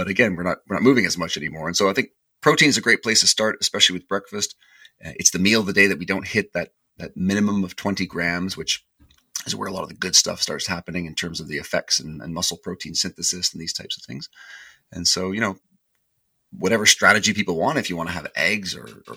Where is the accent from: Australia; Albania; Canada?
Canada; being Canadian